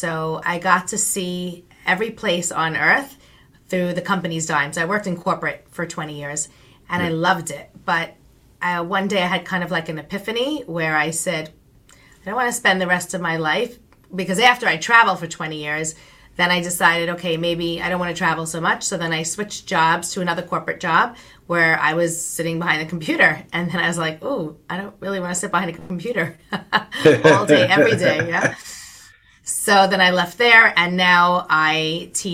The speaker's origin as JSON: {"language": "English", "area": "Long Island", "region": "New York", "country": "United States", "tie": "born or raised there", "said": "I am from Long Island, New York, born and bred and raised"}